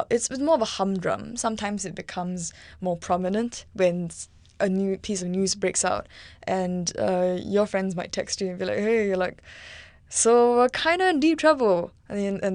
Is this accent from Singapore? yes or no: yes; Singapore; now in Vancouver, Canada; I'm a Singaporean theater maker who is studying in Vancouver, UBC.